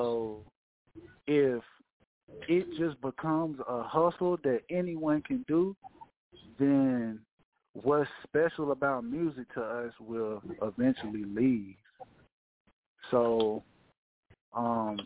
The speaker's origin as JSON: {"language": "English", "town": "Atlanta", "region": "Georgia", "country": "United States", "tie": "born or raised there", "also_born_or_lived": "Paulding County, Georgia", "said": "I'm calling all the way from Atlanta, Georgia, man, native"}